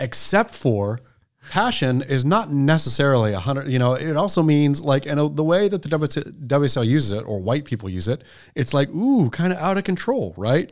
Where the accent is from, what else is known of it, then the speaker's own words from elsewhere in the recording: Oregon, United States; also born or lived in Southern California; now in California, United States; as an Oregon boy, growing up in Oregon